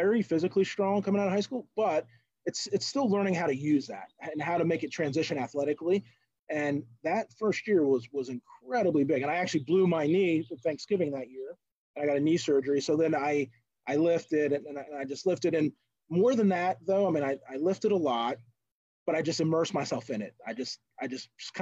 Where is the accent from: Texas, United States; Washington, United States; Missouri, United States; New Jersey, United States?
New Jersey, United States; moved away as an adult; now in Western Pennsylvania, United States; I grew up on the coast in South Jersey